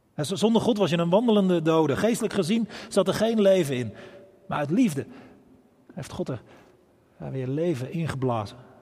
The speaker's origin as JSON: {"language": "Dutch", "town": "Bergambacht", "region": "South Holland", "country": "Netherlands", "tie": "born or raised there", "moved": "yes", "lives_now": "Rotterdam, Netherlands", "said": "een eenvoudige boerenjongen uit Bergambacht"}